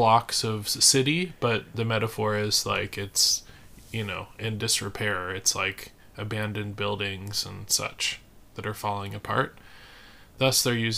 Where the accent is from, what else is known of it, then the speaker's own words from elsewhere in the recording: United States; we say in America, we say half